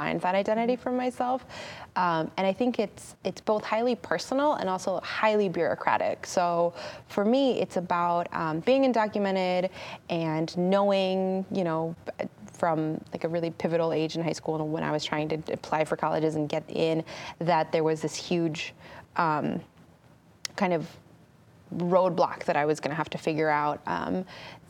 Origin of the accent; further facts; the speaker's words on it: California, United States; growing up in California, I grew up in the 90s, I lived a pretty regular 90s kid life